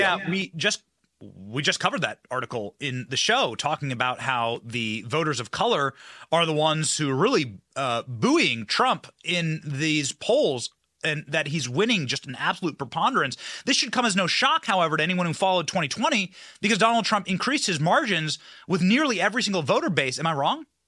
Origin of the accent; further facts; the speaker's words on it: Iowa, United States; moved away; also born or lived in Florida; I'm from Iowa